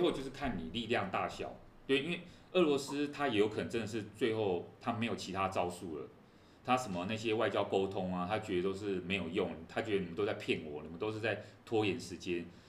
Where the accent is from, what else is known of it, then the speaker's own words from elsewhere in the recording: Taiwan; 我们觉得我们台湾人最熟悉这种东西嘛